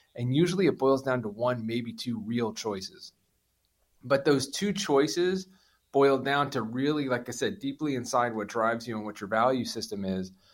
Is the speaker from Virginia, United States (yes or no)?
no; New Jersey, United States; I'm from Jersey